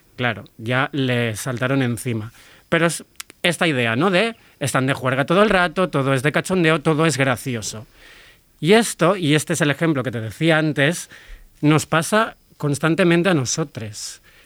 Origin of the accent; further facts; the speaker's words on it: Catalonia, Spain; soy de Cataluña, no hablo charnego, no hablo andaluz ni ningún acento de los que vamos a tratar hoy.